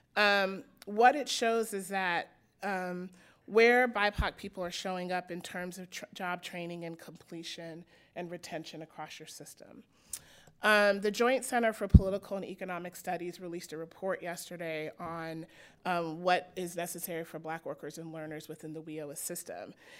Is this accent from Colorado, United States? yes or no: yes; Denver, Colorado, United States; I grew up in Denver, Colorado in the nineteen eighties